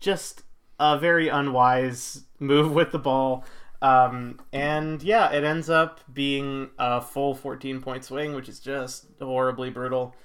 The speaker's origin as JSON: {"language": "English", "town": "Buffalo", "region": "New York", "country": "United States", "tie": "born or raised there", "said": "not a lot of kids that I grew up with in the Buffalo suburbs"}